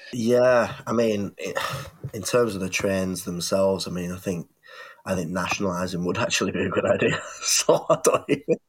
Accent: England, United Kingdom; as a, a UK citizen, lifelong, I was born in England.

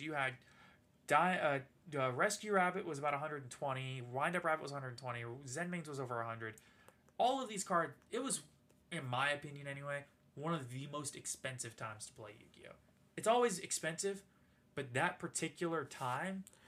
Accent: New Orleans, Louisiana, United States; we're from Louisiana, and I'm from New Orleans originally

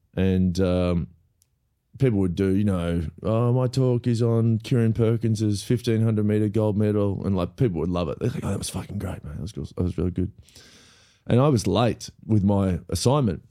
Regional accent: Melbourne, Victoria, Australia; also born or lived in Los Angeles; I grew up in Melbourne

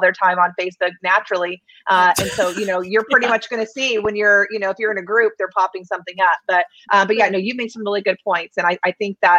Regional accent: Oklahoma, United States; I'm from Oklahoma

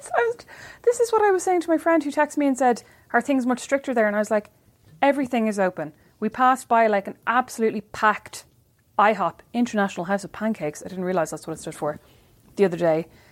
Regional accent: Kildare, Leinster, Ireland; moved away; my hard life as a white girl growing up in Kildare

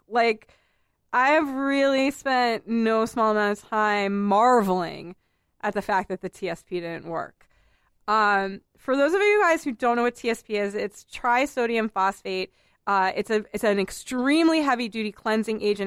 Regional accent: Boston, Massachusetts, United States; I'm a native of Boston proper. I grew up in Boston proper

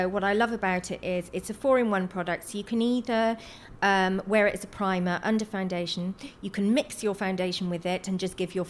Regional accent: South Wales Valleys, United Kingdom; Where I come from, which is the South Wales Valley's completely working class mining community

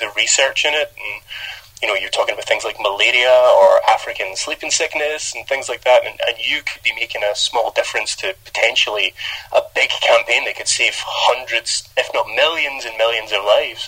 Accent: Scotland, United Kingdom; moved away; growing up as a kid in Scotland, I thought I had one of the worst accents, but since moving away from Scotland

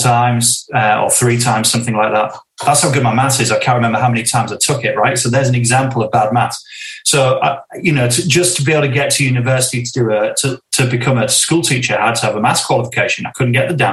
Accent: Northern England, United Kingdom; a sense of it being English, Northern, traditionally working class kind of area

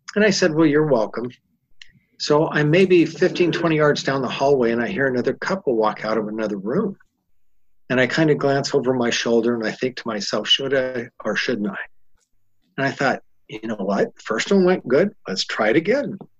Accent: California, United States; I'm from California. I'm in Utah.

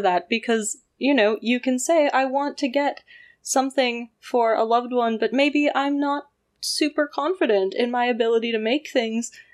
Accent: Canada; I grew up in Canada

